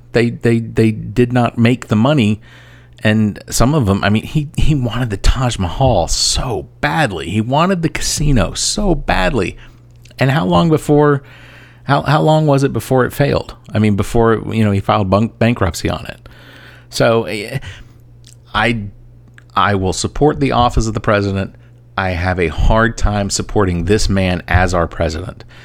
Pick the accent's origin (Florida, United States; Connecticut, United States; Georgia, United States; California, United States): Georgia, United States; Atlanta; now in Columbia, United States; I am originally from Atlanta. I now live in Columbia, South Carolina